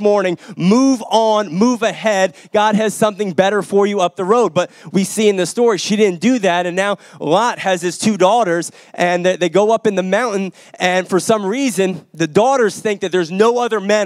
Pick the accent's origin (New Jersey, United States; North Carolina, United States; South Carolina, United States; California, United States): New Jersey, United States; I grew up in New Jersey